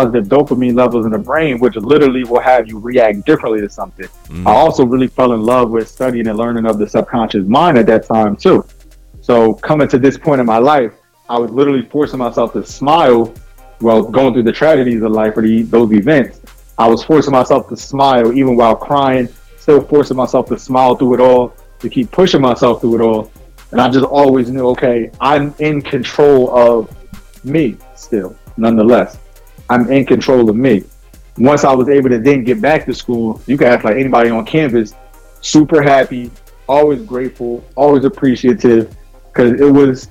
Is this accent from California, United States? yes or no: no; New Jersey, United States; I was born and raised in Jersey. And it's a certain mindset and mentality that we have here